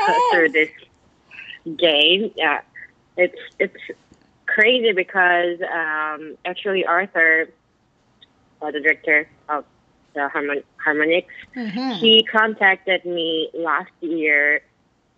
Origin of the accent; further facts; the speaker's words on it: South Korea; moved away as an adult; now in New York, United States; I'm from South Korea